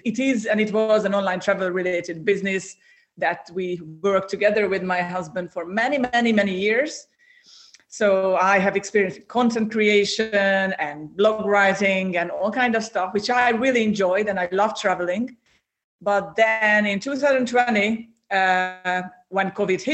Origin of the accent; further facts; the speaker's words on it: Hungary; moved away as an adult; also born or lived in Ireland; was back in Hungary because I'm originally from Central Europe